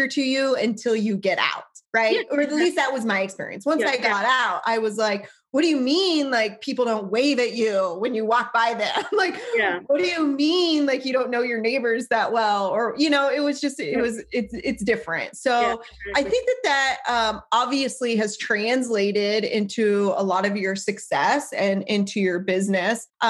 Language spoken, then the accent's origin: English; Lincoln, Nebraska, United States; moved away; I did not grow up on a farm. I grew up in Lincoln.